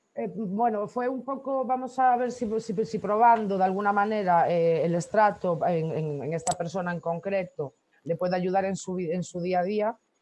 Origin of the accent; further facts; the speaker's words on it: Corcubión, Galicia, Spain; also born or lived in Canary Islands; Yo nací en Corcubión. Ajá. Y sí, soy, soy de Corcubión, Costa la Muerte.